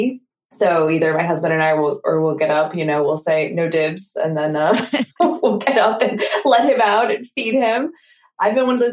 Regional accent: Maine, United States; moved away as an adult; also born or lived in Rockville, Maryland; now in Baltimore, United States; I grew up in Maine

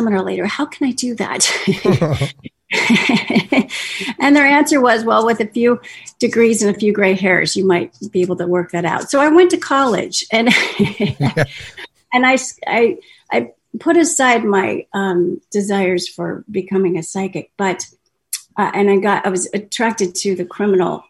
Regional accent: Kansas City, Missouri, United States; I'm from Kansas City, Missouri

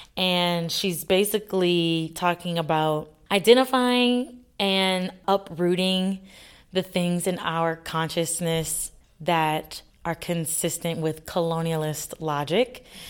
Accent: across the lake from New Orleans, Louisiana, United States; moved away; my family is, we're from Louisiana, right across the lake from New Orleans.

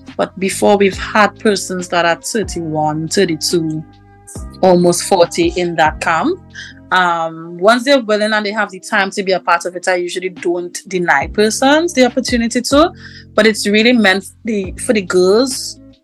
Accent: Tobago, Trinidad & Tobago; I'm from Tobago.

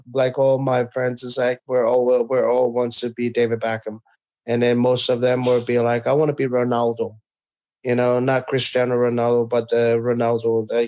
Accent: American Samoa; born there; I still live in our village, but I was born in American Samoa. I can't betray my country.

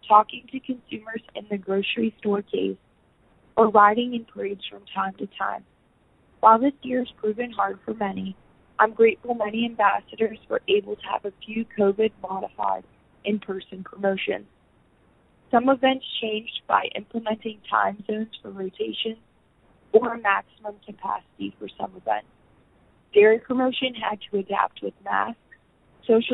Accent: Huntingdon County, Pennsylvania, United States; I'm from Huntington County, where I grew up on my grandparents' dairy farm

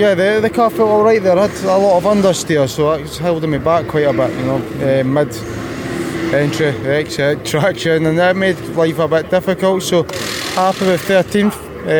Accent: Scotland, United Kingdom; I'm Scottish.

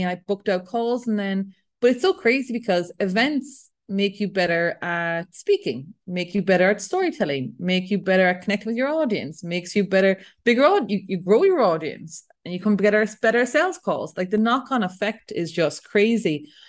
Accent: Ireland; I'm European, I'm Irish

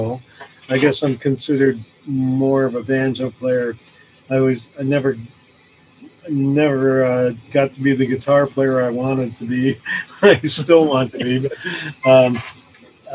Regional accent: Detroit, Michigan, United States; also born or lived in New York; now in Kingston, Canada; I grew up in Detroit, actually. I was born in New York, moved to Detroit when I was 10

